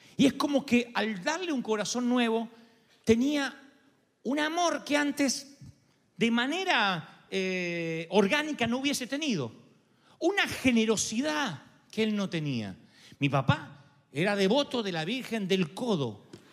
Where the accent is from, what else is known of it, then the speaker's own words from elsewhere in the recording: Argentina; soy argentino